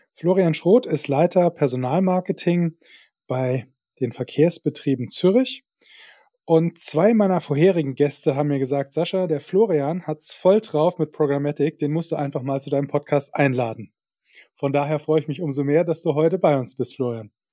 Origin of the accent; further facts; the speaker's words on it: Saarland, Germany; bei uns im Saarland, wo ich herkomme ursprünglich